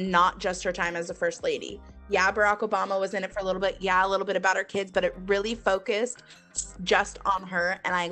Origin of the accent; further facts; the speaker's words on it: Seattle, Washington, United States; we are from Seattle